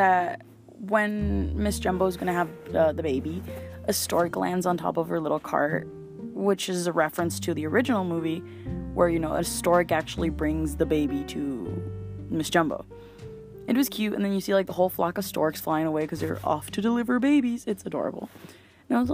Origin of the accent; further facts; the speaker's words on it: Mexico; I'm from Mexico